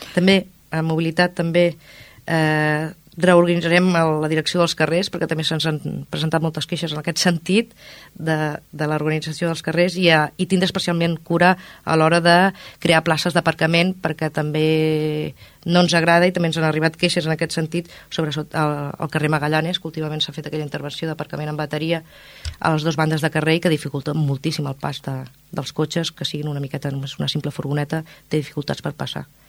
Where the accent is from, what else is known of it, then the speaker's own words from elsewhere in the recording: Ripollet, Catalonia, Spain; La Font de Can Mas, al meu barri, que em porta molt bons records perquè és on hi vaig passar la meva infantesa i la meva joventut